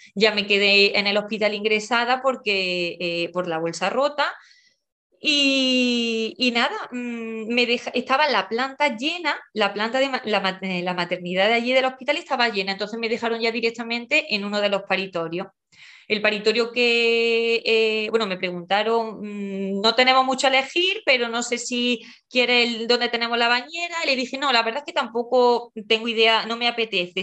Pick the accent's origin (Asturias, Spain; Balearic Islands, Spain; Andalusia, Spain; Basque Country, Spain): Andalusia, Spain; Porcuna; moved away; also born or lived in Madrid; Soy de, de un pueblo de Jaén, mm, concretamente de, de Porcuna